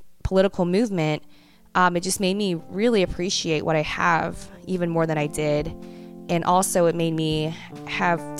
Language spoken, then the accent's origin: English; United States; being raised as an American